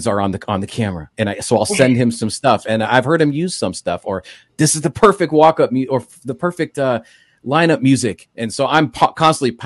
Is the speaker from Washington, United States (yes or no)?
yes; Seattle, Washington, United States; now in Los Angeles, United States; I grew up in Seattle, so I grew up going to the Kingdome as a Mariner fan.